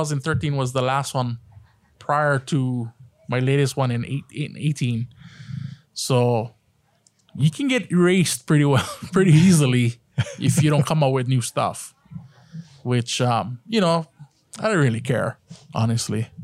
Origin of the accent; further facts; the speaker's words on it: Hawaii, United States; my last name being Japanese and from the islands